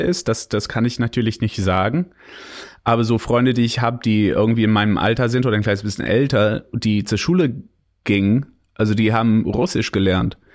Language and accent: German; Canada; German is a second language; now in Germany; bin ich Kanadier